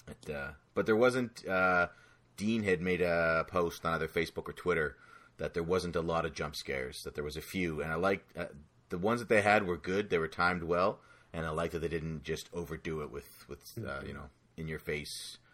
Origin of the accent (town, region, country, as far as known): Canada